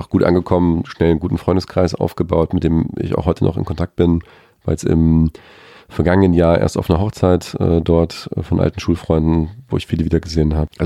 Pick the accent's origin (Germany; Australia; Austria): Australia; hast immer gesagt, ich bin Australier. Und die sagen, nein, du bist einfach nur eine Kartoffel.